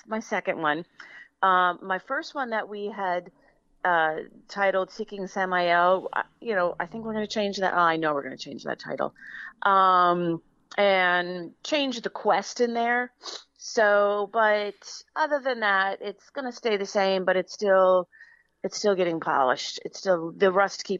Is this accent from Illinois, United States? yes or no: no; Mountain Top, Pennsylvania, United States; where I grew up in Mountaintop